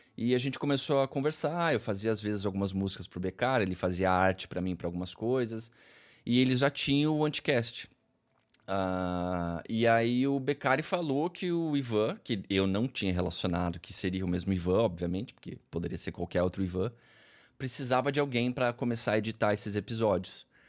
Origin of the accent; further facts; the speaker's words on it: Curitiba, Paraná, Brazil; Eu sou de Curitiba, nascido e criado aqui, moro aqui